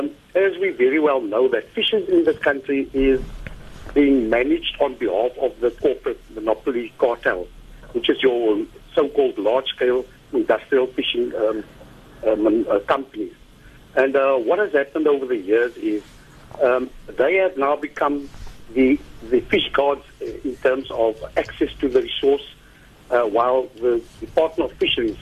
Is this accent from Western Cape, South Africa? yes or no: yes; Cape Town, Western Cape, South Africa; I'm from Ocean View, a very neglected coastal community with a small contingency of artisanal fishers, full-time fishery reliant fisher folk